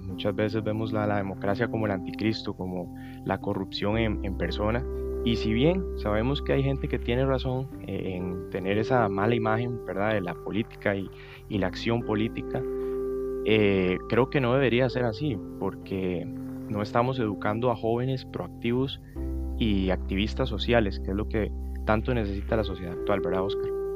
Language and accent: Spanish; Alajuela, Costa Rica; soy de Alajuela